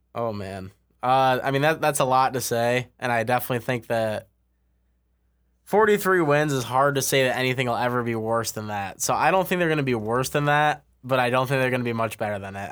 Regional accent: West Michigan, United States; I growing up in West Michigan, I used to watch him play all the time at the Whitecaps

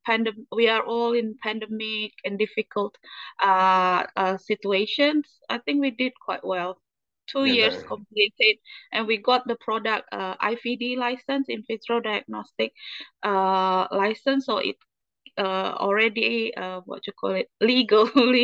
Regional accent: Indonesia; moved away as an adult; also born or lived in United Kingdom; I was treated in my home country

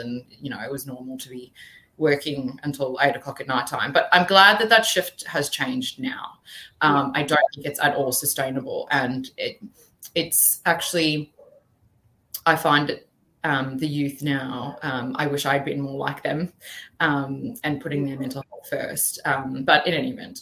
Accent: South Africa; now in Brisbane, Australia; So originally I was born in South Africa. So I had been to school there and my family moved out together

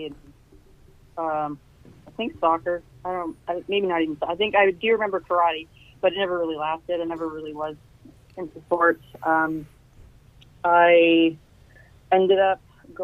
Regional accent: Canada; first language French; English is a second language; also born or lived in Kitchener, Ontario; So I am Canadian. I am born, I'm daughter of two very French-Canadian parents. Mm-hmm. Technically, French is my first language

